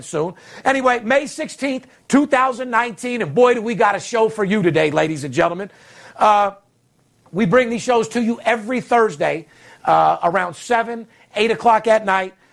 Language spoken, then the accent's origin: English; Las Vegas, Nevada, United States; I'm the only guy, third generation, born and raised in Las Vegas